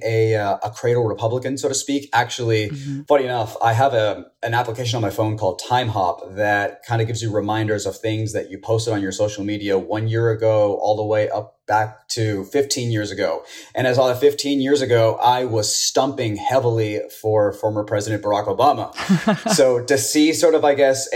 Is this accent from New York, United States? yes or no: no; Houston, Texas, United States; I was born and raised here in Houston, very, very proud Houstonian